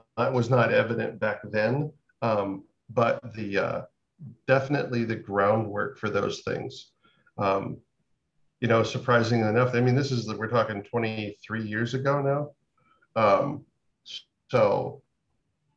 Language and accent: English; Fort Bragg, California, United States; moved away as an adult; now in Da Nang, Vietnam; originally I'm from California, up in the northern part, kind of remote, about 4 hours from the nearest city-ish, in a place called Fort Bragg in Mendocino County